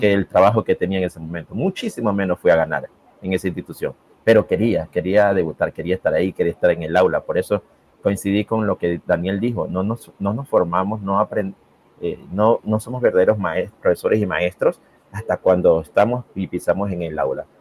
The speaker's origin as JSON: {"language": "Spanish", "town": "Guayaquil", "region": "Guayas", "country": "Ecuador", "said": "me fui a la Facultad de Filosofía de la Universidad Estatal de aquí, de mi ciudad de Guayaquil"}